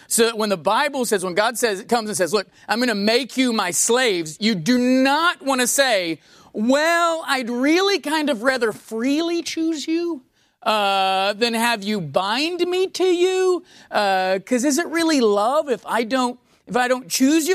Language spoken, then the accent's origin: English; United States; being an American